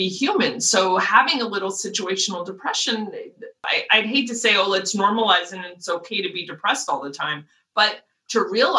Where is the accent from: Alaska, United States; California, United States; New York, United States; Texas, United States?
California, United States; Los Angeles; I was born in LA, raised in LA, I went to school in LA, and now I'm here